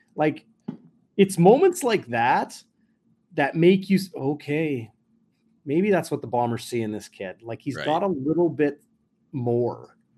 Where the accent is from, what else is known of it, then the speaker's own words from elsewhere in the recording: Winnipeg, Manitoba, Canada; born and raised in Winnipeg and in southern Manitoba.